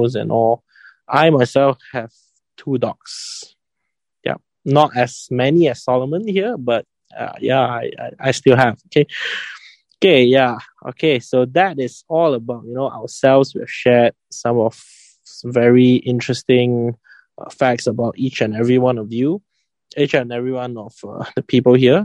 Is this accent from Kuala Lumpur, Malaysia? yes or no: yes; Kuala Lumpur, Malaysia; I come from KL and I study in a Chinese private school for high school